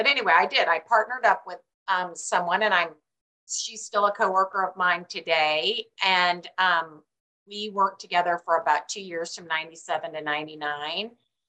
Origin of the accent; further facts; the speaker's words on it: Midwest, United States; And I'm from the Midwest, and my sister did a little bit of real estate.